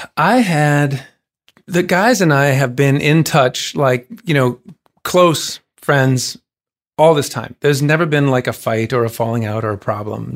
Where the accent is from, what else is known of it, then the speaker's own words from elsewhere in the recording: Saint Paul, Minnesota, United States; Saint Paul played it a bunch of times, a non-embarrassing number of times in my hometown